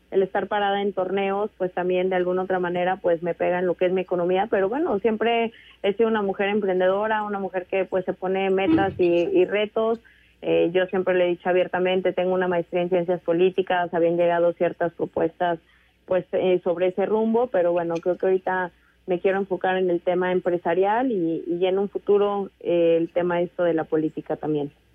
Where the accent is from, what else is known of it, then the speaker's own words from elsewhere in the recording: San Luis Potosí, Mexico; en San Luis Potosí de donde yo soy originaria